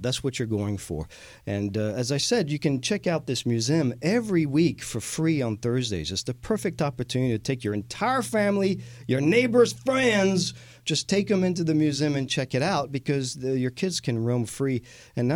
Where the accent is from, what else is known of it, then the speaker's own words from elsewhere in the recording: France; also born or lived in Texas; now in Houston, United States; I am the Texan from France